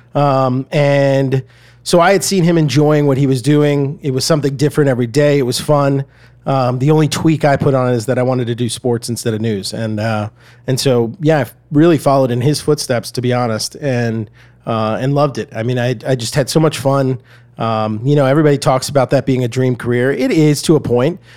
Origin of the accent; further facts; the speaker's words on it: Atlanta, Georgia, United States; moved away as an adult; also born or lived in Red Bank, New Jersey / Boston / Evanston, Illinois; So I grew up in Atlanta, Georgia. Uh, I was actually born in New Jersey, uh, Red Bank, New Jersey, but it was only there about eight months and, uh, went to Atlanta.